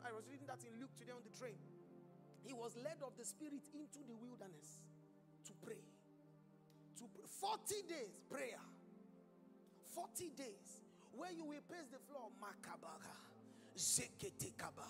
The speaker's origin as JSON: {"language": "English", "country": "Nigeria", "moved": "yes", "said": "in my home country, there's a tribe called the Yoruba"}